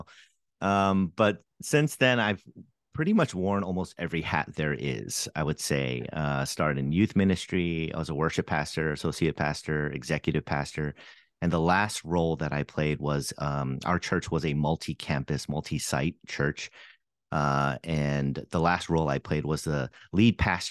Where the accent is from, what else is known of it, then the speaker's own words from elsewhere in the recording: New York City, New York, United States; also born or lived in Seoul, South Korea / Boston area; now in Boston, United States; I grew up in the New York City area and actually spent a little bit of time in Seoul, Korea as well, and came back here for college